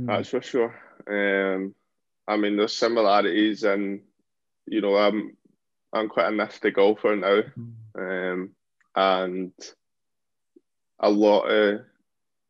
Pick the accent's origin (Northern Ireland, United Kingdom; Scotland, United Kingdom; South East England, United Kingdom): Scotland, United Kingdom; Helensburgh; I'm from Helensburgh. So my local club